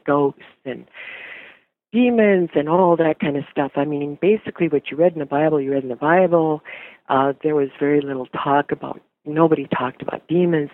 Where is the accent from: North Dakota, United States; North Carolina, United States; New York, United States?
North Dakota, United States; I'm from North Dakota originally